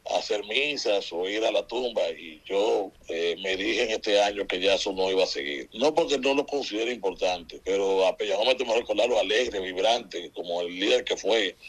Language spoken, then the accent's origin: Spanish; Dominican Republic; como dominicano